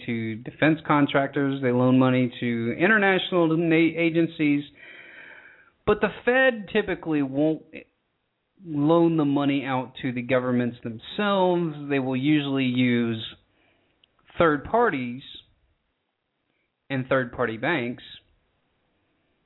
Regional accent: United States; I'm from the United States

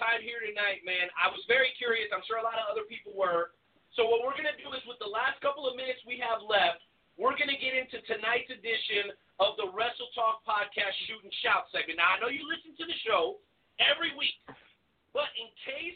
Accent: South Florida, United States; I grew up in South Florida

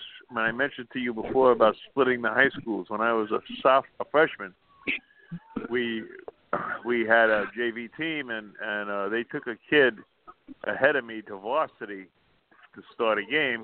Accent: Commack, New York, United States; I grew up in Comac, which is in township of Smithtown

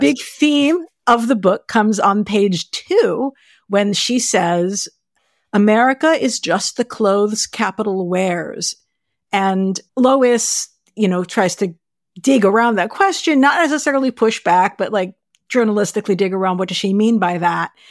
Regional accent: United States; we're American

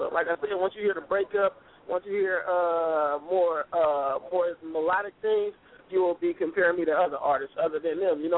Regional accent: Oakland, California, United States; born there; I'm originally I was born in West Oakland. I'm living in East Oakland. You know what I mean? So I'm a Bay Area resident.

